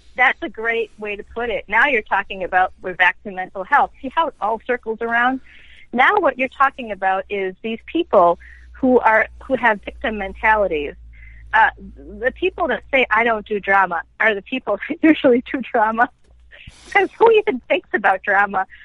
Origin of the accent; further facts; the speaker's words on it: Boston, Massachusetts, United States; moved away; I don't live in Boston anymore, by the way, but I'm it's my hometown